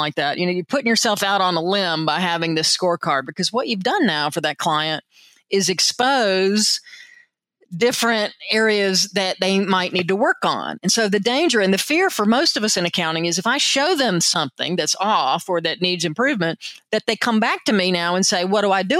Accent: South Carolina, United States; also born or lived in Atlanta, Georgia; now in California, United States; I'm originally from South Carolina, so that's part of the fun as well, to be in wine country and be a redneck from South Carolina.

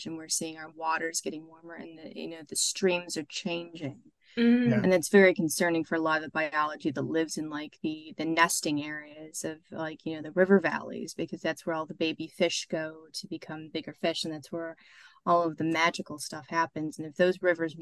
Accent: Great Lakes, United States; moved away as an adult; now in Plymouth, United Kingdom; you can probably tell by my accent, I'm not from around here. The Devonians like to tell me all the time, because I'm in Plymouth. Is that I started off in the Great Lakes.

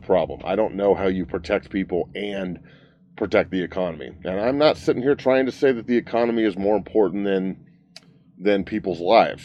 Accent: United States; I'm an American

